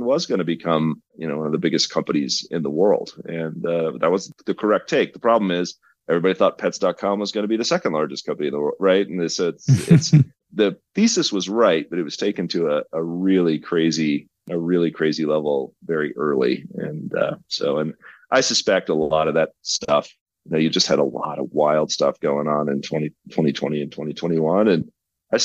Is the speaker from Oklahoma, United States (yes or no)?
yes; Oklahoma, United States; now in Colorado, United States; Growing up in Oklahoma through the energy cycles